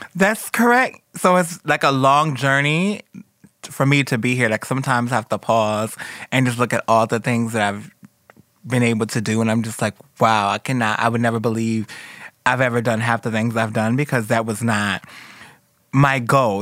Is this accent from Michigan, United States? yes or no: yes; Detroit, Michigan, United States; moved away; Where I'm from Detroit, where girls is killed all the time